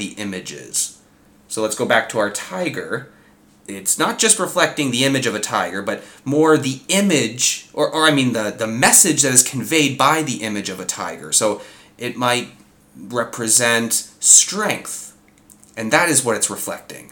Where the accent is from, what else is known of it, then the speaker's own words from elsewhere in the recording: Southern Ontario, Canada; us born and raised in Southern Ontario